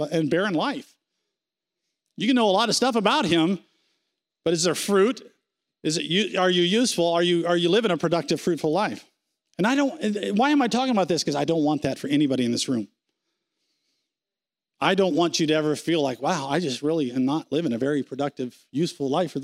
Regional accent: United States; We're American

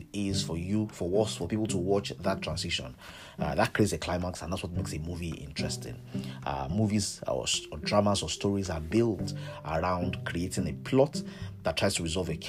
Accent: Ilorin, Kwara, Nigeria; I was born in Ilorin to a civil servant's parents

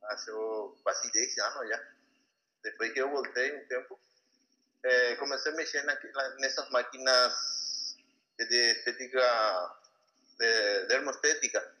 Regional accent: Paraguay; Portuguese is a second language; also born or lived in Campinas, Brazil / Encarnación, Paraguay; fiquei aqui no meu país

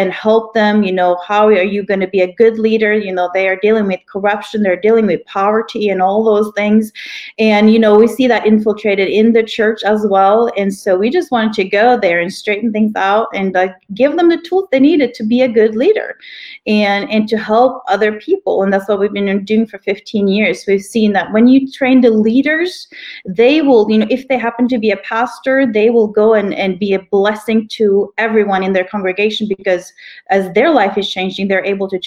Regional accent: Norway; moved away as an adult; also born or lived in Kenya; now in Oklahoma, United States; my husband and I are both from Norway. We grew up there

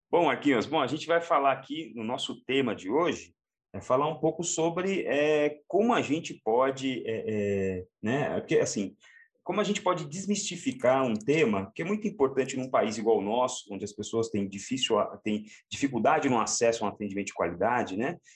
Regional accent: Santo André, São Paulo, Brazil; eu sou da periferia de uma cidade é, da Grande São Paulo, sou de Santo André, e eu cresci aqui

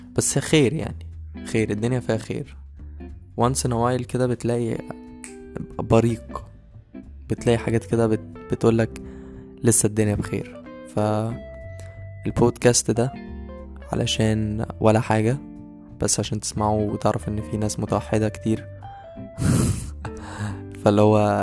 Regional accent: Beheira, Egypt; moved away as an adult; also born or lived in Cairo (university city, Ain Shams); now in Cairo, Egypt; أنا مغترب لأن أنا أصلا من البحيرة

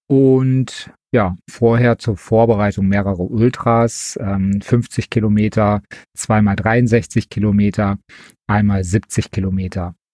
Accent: Wesel, North Rhine-Westphalia, Germany; now in Leverkusen, Germany; Ich bin geboren in Wesel, wohne aber mittlerweile in Leverkusen

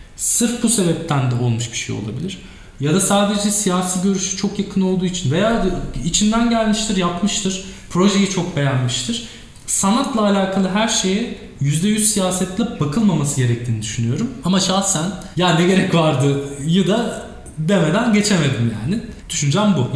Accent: Turkey; biz burada doğduk büyüdük.

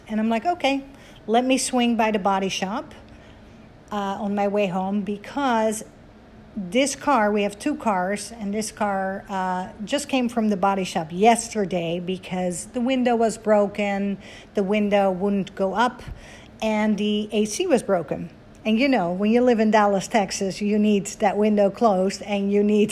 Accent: Netherlands; I am Dutch, born and raised in Holland, 20 minutes from Amsterdam, the capital

